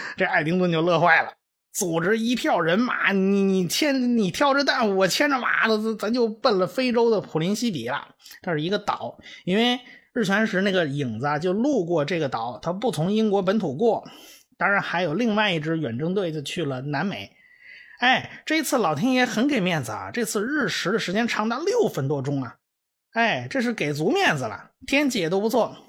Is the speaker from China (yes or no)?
yes; China; 我们中国人